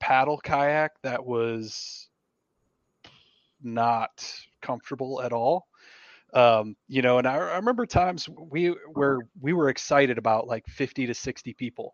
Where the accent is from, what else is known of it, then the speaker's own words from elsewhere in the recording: Michigan, United States; moved away; I grew up in Michigan